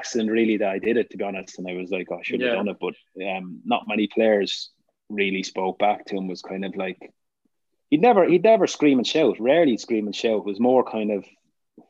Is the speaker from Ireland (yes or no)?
yes; Ireland; being Irish